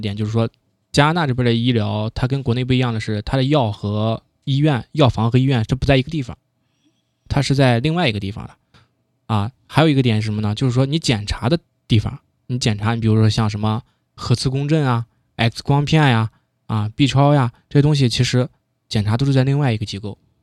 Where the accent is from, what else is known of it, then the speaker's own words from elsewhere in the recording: China; now in Toronto, Canada; 我们中国人